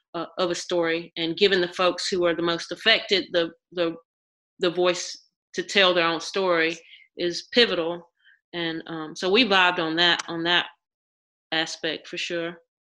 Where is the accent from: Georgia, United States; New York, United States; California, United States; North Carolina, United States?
North Carolina, United States; Mount Olive; now in Durham, United States; I'm right. from botankus or Mount Olive